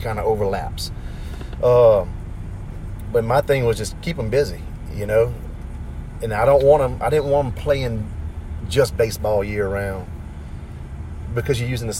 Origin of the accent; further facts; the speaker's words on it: St. Amant, Louisiana, United States; I come from Santa Monica.